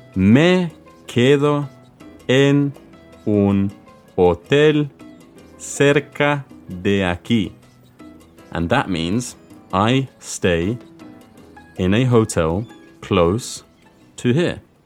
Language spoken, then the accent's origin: English; London, United Kingdom; soy de Londres